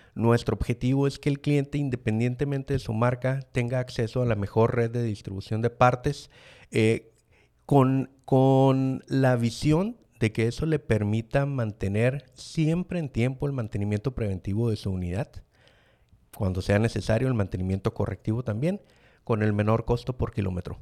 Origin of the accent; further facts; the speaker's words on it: Mexicali, Baja California, Mexico; orgullosamente cachanilla, soy de Mexicali, Baja California